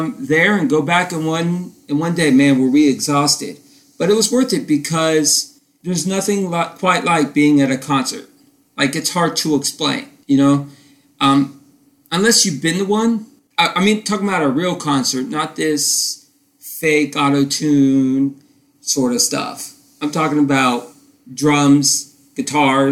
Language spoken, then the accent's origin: English; Titusville, Florida, United States; where I grew up in Tyesville, Florida